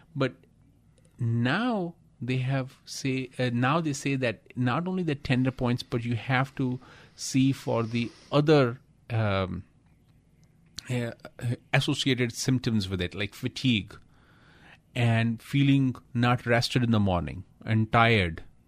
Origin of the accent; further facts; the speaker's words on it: India; I'm from India